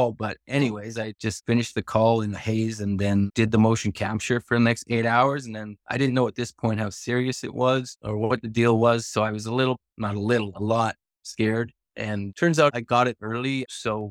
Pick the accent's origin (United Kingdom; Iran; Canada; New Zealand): Canada; Edmonton, Alberta; moved away as an adult; now in Vancouver, Canada; I was actually born and raised in Edmonton